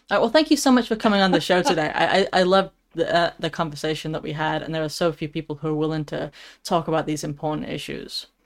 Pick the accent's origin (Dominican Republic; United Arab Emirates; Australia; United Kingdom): United Kingdom; I mean, I'm British, so um, my, my humor is just dry.